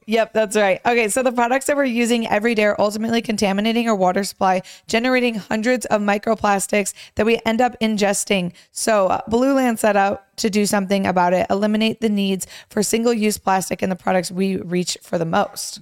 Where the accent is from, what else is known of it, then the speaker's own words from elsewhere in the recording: Romeo, Michigan, United States; I grew up in Romeo